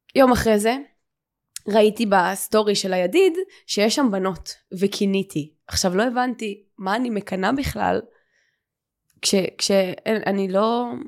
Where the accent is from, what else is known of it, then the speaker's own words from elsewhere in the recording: Ramat Gan, Tel Aviv District, Israel; גדלתי ברמת חן, ברמת גן